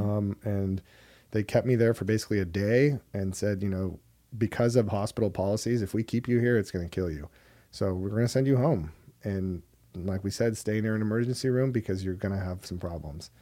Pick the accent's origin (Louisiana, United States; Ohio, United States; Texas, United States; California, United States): California, United States; Hermosa Beach; I'm from Hermosa Beach, California